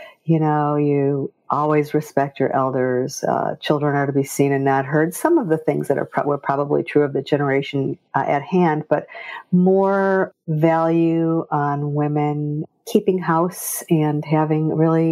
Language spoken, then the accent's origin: English; Michigan, United States; moved away as an adult; also born or lived in Kentucky / North Carolina; now in Scottsdale, United States; Well, I was born in Michigan